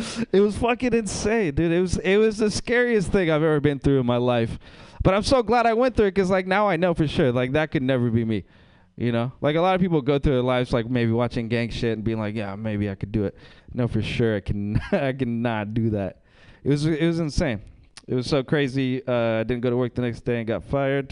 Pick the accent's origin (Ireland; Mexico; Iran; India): Mexico; moved away; I'm from Mexico